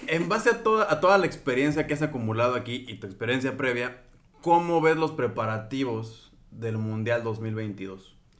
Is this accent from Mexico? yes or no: yes; Mexico; moved away as an adult; also born or lived in Qatar; now in Doha, Qatar; cocinero mexicano. Llevo aquí ocho años en Qatar